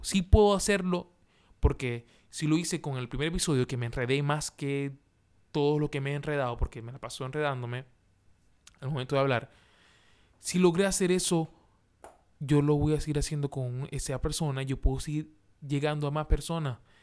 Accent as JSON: {"language": "Spanish", "town": "Maracaibo", "region": "Zulia", "country": "Venezuela", "moved": "as an adult", "lives_now": "Santiago, Chile", "said": "soy venezolano de Maracaibo, de Maracaibo, de donde nace el sol. Allá, de allá soy yo."}